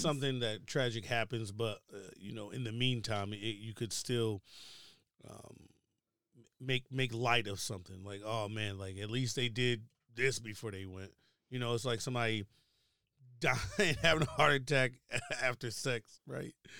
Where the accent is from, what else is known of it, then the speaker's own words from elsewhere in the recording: Baltimore, Maryland, United States; moved away; also born or lived in Richmond, Virginia; I'm originally from Baltimore, Maryland. Um, by way of Richmond, Virginia, which means, like, I went to school in Virginia